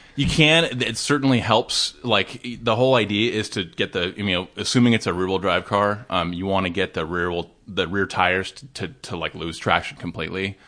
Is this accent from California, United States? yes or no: yes; Laguna Niguel, California, United States; also born or lived in Dana Point; I actually grew up in Laguna Niguel and Dana Point